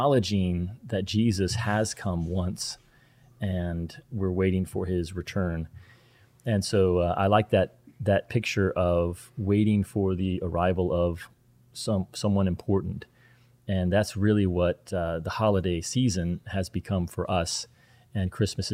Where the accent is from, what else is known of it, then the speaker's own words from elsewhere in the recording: the Bible Belt, United States; even though I grew up in the Bible Belt